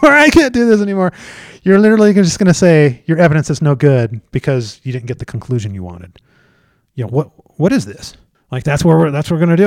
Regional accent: Colorado, United States; I'm from Colorado

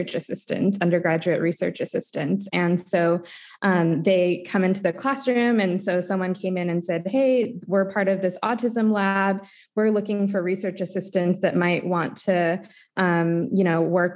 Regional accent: Fresno, California, United States; moved away as an adult; now in San Diego, United States; I grew up in Fresno, California, and moved here to do my undergrad in San Diego

